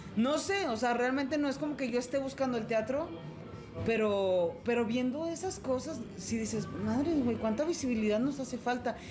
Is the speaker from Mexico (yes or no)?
yes; Saltillo, Coahuila, Mexico; yo soy la única de Saltillo ahí.